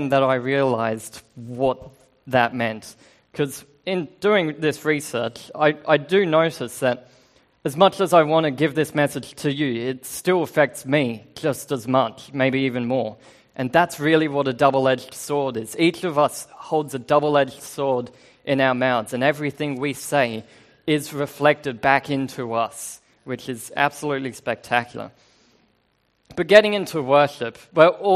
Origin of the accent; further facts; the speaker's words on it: Australia; moved away; I do have an accent because I'm Australian